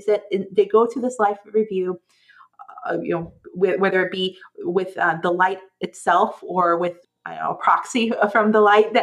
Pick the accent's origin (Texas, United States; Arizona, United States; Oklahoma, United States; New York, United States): Oklahoma, United States; this was a Southern Baptist thing that they talked about when I, growing up in Oklahoma